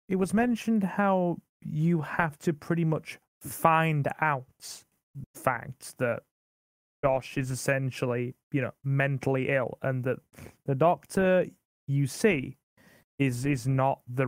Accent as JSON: {"language": "English", "country": "United Kingdom", "said": "being British"}